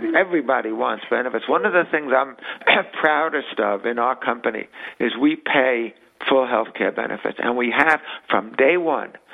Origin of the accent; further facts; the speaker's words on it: New York City, New York, United States; We grew up in the Bronx